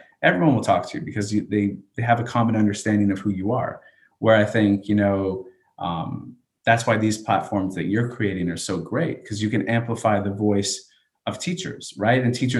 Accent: Canada; also born or lived in United States; So I say I'm from Canada, a Canadian educator. I'm really from a military base, if that's really how I had to think back.

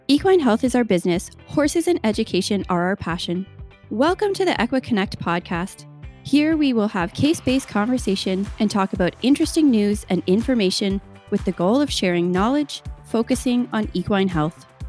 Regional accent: Canada; as a Canadian

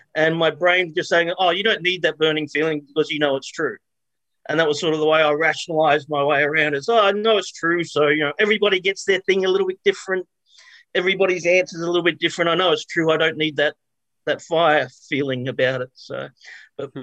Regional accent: Australia; I was born and raised in Australia

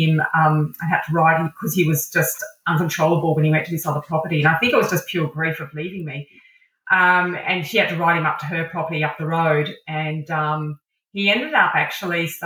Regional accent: Adelaide, South Australia, Australia; also born or lived in Dampier, Western Australia / Sydney, New South Wales; I was born up in Dampier, which is the northwest coast of Western Australia, back in the 70s, where Red Dog ruled the Pilbara region. I then moved to Sydney for early primary school, and then to Adelaide for late primary school and high school.

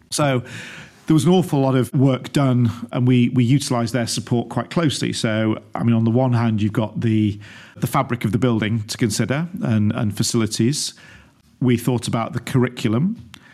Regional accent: Stockport, North West England, United Kingdom; moved away; born and brought up in Stockport, suburb of Greater Manchester

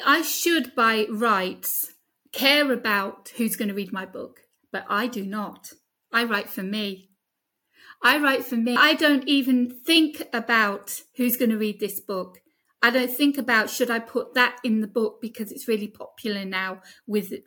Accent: United Kingdom; accent: British; now in Greece; my British accent

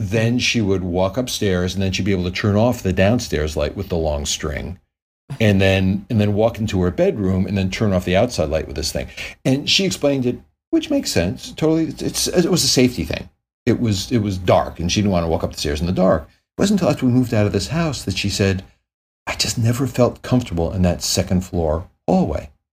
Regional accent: Connecticut, United States; now in Los Angeles, United States; I grew up in Connecticut

